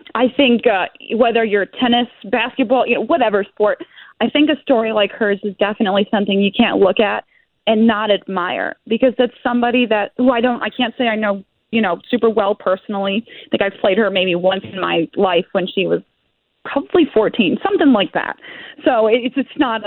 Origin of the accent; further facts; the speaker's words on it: Ohio, United States; I'm from Ohio